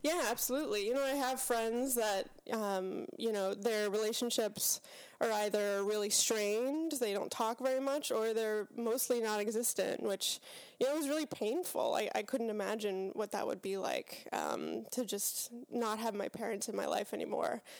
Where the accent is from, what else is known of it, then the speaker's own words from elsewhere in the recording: Pittsburgh, Pennsylvania, United States; So, I grew up in Pittsburgh, Pennsylvania, uh, Western P A.